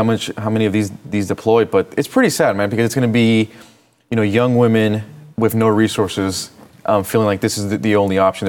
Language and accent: English; California, United States; I'm from California